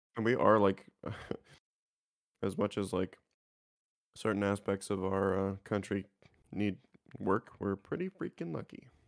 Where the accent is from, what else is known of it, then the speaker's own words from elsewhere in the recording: Canada; I'm just a Canadian kid